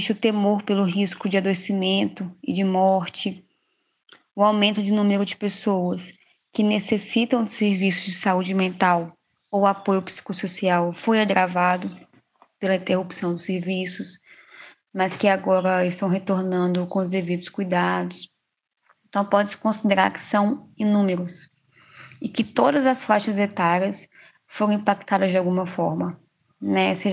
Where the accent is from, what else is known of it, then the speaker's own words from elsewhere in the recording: Minas Gerais, Brazil; now in Poconé, Brazil; Eu sou de Minas Gerais, me formei em psicologia lá em Minas e há quase dois anos eu estou morando aqui em Poconé, né, no Mato Grosso